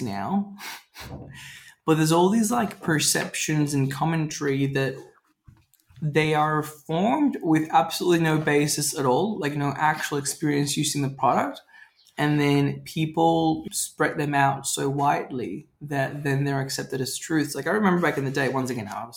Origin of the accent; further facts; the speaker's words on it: Venezuela; now in Australia; Growing up in Venezuela